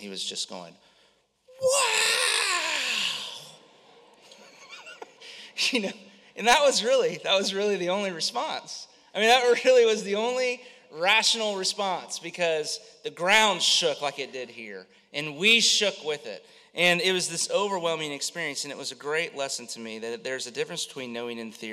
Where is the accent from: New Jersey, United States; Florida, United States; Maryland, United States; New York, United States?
Florida, United States; Central; I grew up in Central Florida, lived here my whole life